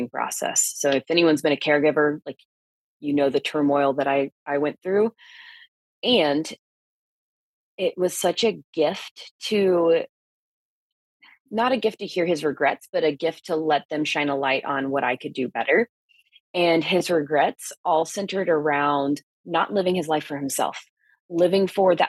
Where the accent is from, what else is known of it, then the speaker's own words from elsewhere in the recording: South Carolina, United States; moved away; my medical license went through in my home state of South Carolina